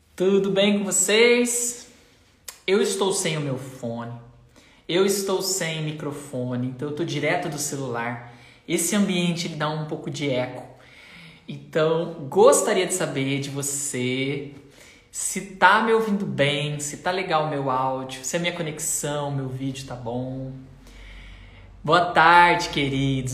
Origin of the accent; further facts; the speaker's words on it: Limeira, São Paulo, Brazil; eu sou de Limeira.